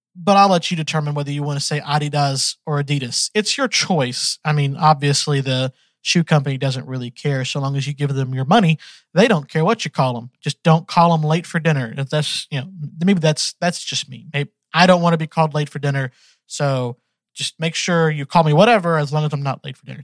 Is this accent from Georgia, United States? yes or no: yes; Georgia, United States; also born or lived in Texas; I was born in Texas, but I've been raised in Georgia ever since I was 1.